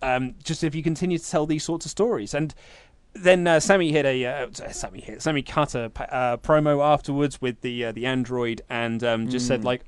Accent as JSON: {"language": "English", "town": "Coopersville", "region": "Michigan", "country": "United States", "said": "I'm from Coopersville, Michigan, hometown of … which is about an hour from Kalamazoo"}